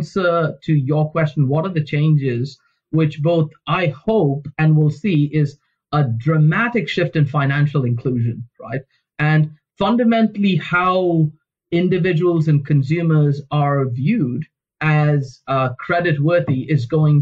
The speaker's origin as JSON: {"language": "English", "country": "India", "tie": "born or raised there", "moved": "yes", "said": "Where I grew up in India, when I was sort of young"}